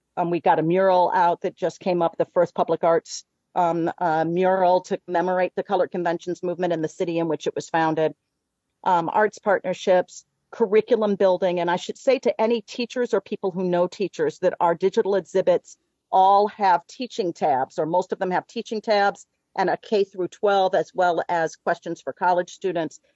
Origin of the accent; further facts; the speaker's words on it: Chicago, Illinois, United States; we're both from Chicago